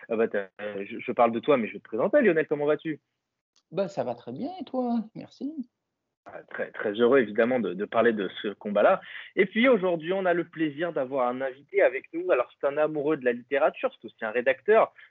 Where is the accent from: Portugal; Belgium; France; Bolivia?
France; Donc ça, c'est un plaisir pour nous en tant que Français.